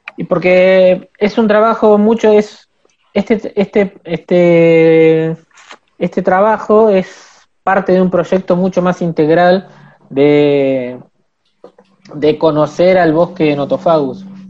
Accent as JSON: {"language": "Spanish", "region": "Buenos Aires", "country": "Argentina", "tie": "born or raised there", "moved": "as an adult", "lives_now": "Esquel, Argentina", "said": "yo nací en Buenos Aires, en, el barrio de Buedo. Eh, y me vine hace más o menos ocho años"}